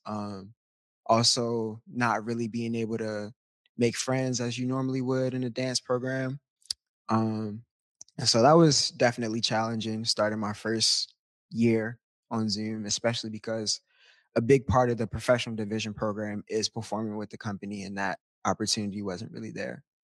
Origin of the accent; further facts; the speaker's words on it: Baltimore, Maryland, United States; moved away; I'm from Baltimore, Maryland, originally, born and raised